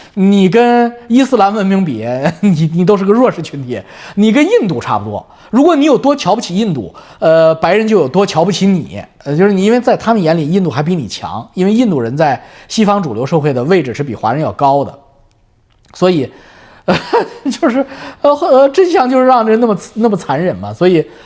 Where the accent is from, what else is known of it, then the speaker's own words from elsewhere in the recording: China; now in Canada; 我们中国人